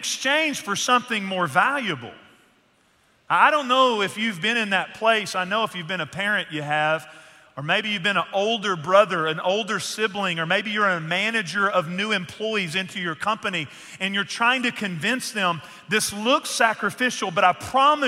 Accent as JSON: {"language": "English", "region": "Northeast Texas", "country": "United States", "tie": "born or raised there", "moved": "yes", "said": "the church that I grew up in Northeast Texas."}